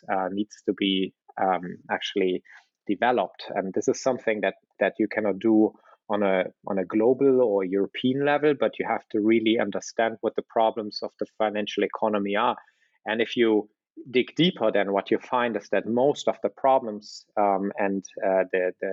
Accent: Berlin, Germany; I was born in Berlin and I live in Berlin

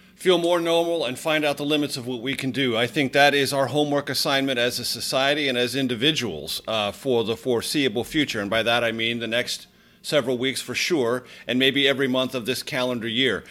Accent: Coronado, California, United States; my hometown, the Hotel Del California in Coronado, just outside of San Diego

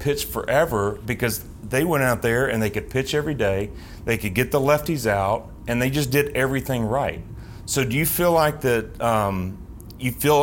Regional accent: Knoxville, Tennessee, United States; I'm from Knoxville

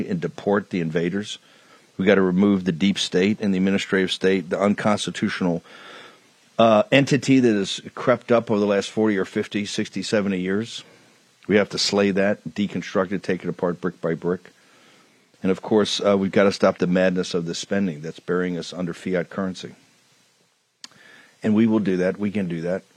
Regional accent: the South, United States; being a Southerner

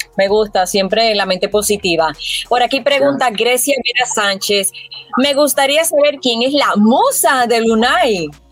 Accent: Puerto Rico; como puertorriqueña

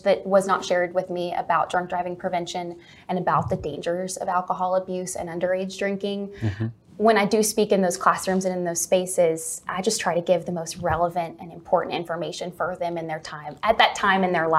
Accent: Lamesa, Texas, United States; moved away; I am from West Texas originally. I'm from La Mesa, Texas, which is about an hour south of Lubbock and an hour north of Midland

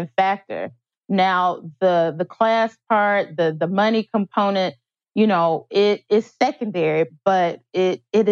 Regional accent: Tennessee, United States; I'm from Tennessee

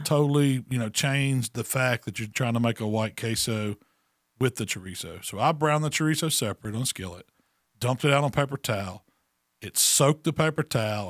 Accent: Mississippi, United States

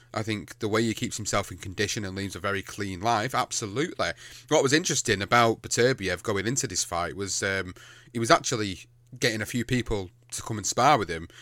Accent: United Kingdom; as a British fan, as a British fighter fan

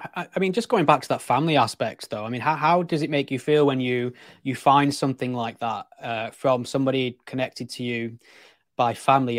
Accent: England, United Kingdom; I'm English

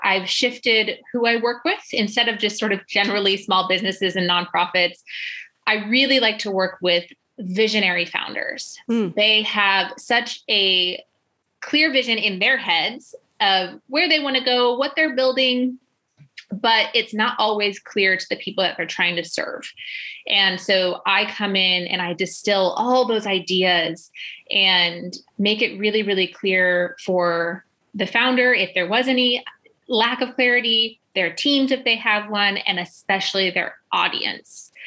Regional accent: Illinois, United States; moved away as an adult; we moved to the States and sort of accidentally ended up in my hometown.

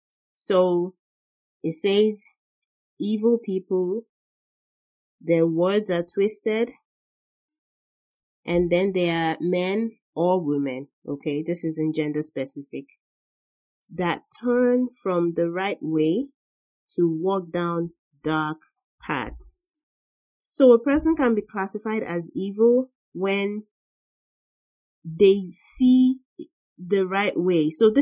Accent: Nigeria; our upbringing, the way we were raised in Nigeria

